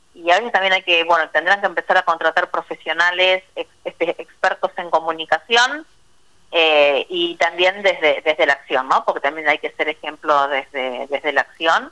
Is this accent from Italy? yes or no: no; Argentina; yo que nací en Vigán eh, crecí ahí